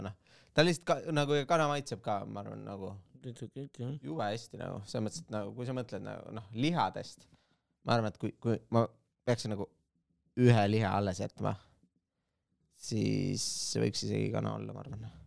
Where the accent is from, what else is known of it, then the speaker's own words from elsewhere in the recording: Estonia; me oleme eestlased